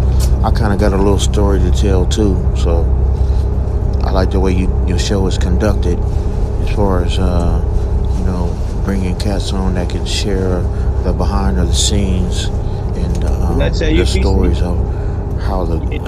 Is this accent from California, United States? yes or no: yes; Long Beach, California, United States; I grew up in Long Beach